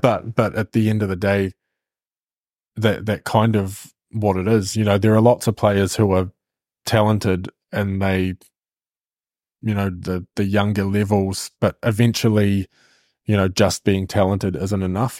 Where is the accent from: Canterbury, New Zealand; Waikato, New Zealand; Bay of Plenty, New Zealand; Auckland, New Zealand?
Waikato, New Zealand; Hamilton; we're both from Hamilton, we actually went to high school together